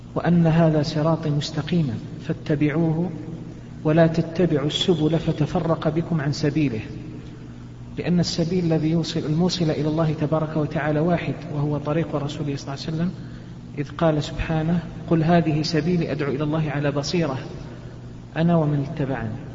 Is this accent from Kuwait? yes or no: no; Saudi Arabia; عندنا في المملكة العربية السعودية